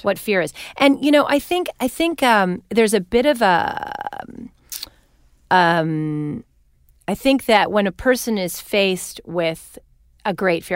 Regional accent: Winnipeg, Manitoba, Canada; moved away as an adult; now in California, United States; my hometown of Winnipeg

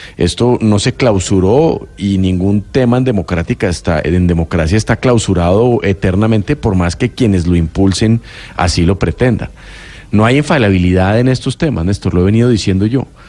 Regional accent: Colombia; somos muchísimos los colombianos que no entendemos muy, muy bien el tema

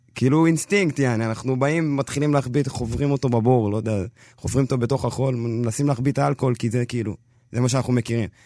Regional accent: Israel; אני ממש אתיופי, זה כן, אני לא יכול, אי אפשר לקחת את זה ממני. אבל אני ישראלי לכל דבר

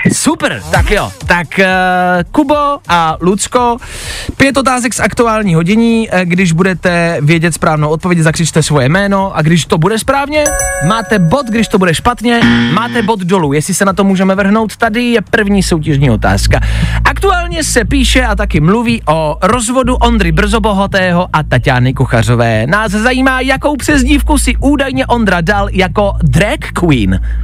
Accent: Czechia; jsme Češi

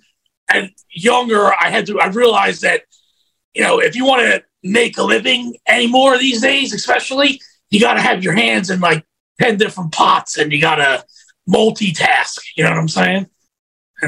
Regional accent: United States; we're both from Philadelphia, South Jersey, you know, huge ECW fucking area

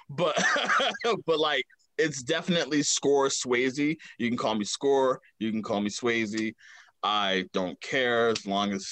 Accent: Baltimore, Maryland, United States; Um, I am from the west side of Baltimore, Maryland. Uh, kind of hop from neighborhood to neighborhood. Uh, everything kind of started in Walbrook Junction, uh, 3300 Windsor uh, Road, Windsor Ave to be exact.

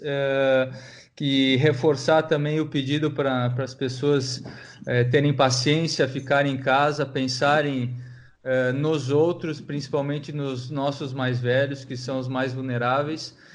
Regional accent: Brazil; eu sou brasileiro

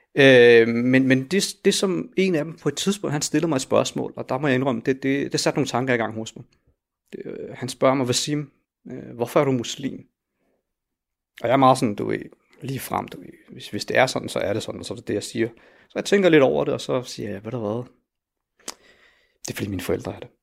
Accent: Helsingør, Capital Region of Denmark, Denmark; jeg er jo født og opvokset i Helsingør i et villakvarter

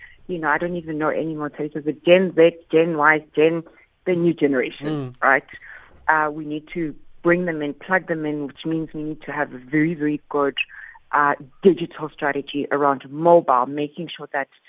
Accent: Soweto, Gauteng, South Africa; I'm from Soweto

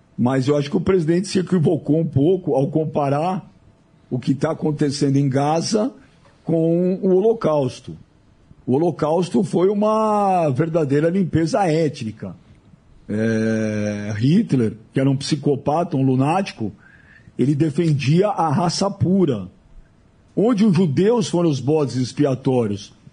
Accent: Brazil; Eu já sou nascido no Brasil, mas meus pais, meus avós

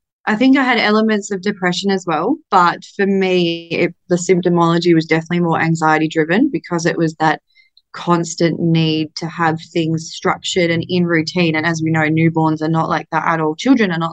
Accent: Australia; I'm Australian

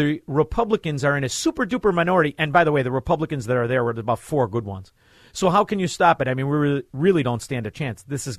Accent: Melrose Park, Illinois, United States; I'm from Melrose Park. They teach us how to drive that way.

